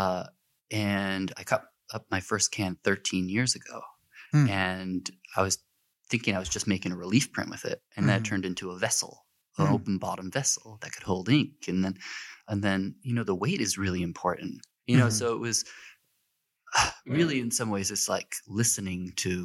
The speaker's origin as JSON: {"language": "English", "town": "Buffalo", "region": "New York", "country": "United States", "tie": "born or raised there", "said": "I grew up in Buffalo"}